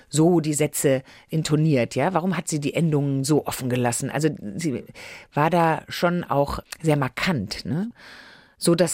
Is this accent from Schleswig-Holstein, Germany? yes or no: no; Düsseldorf, North Rhine-Westphalia, Germany; Ich bin in Düsseldorf aufgewachsen.